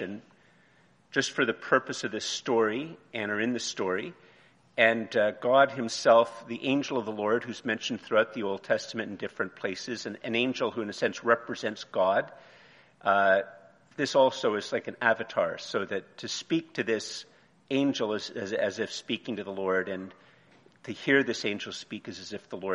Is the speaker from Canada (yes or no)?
yes; Montreal, Quebec, Canada; moved away; also born or lived in Eganville, Ontario / Ottawa, Ontario; I grew up in Montreal, and then I went to Eganville, and then I lived in Ottawa, and I mainly lived in Ottawa.